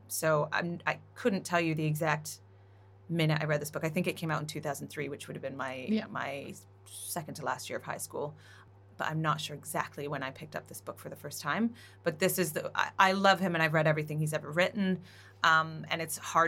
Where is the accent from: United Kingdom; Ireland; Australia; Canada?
Canada; I'm Canadian